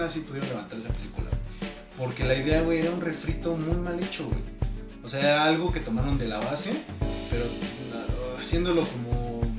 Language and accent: Spanish; Mexico; somos mexicanos